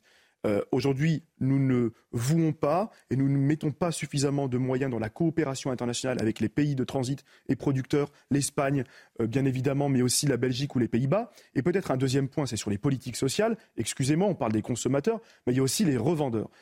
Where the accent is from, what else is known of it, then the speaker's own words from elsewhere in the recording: Roubaix, Hauts-de-France, France; je viens de Roubaix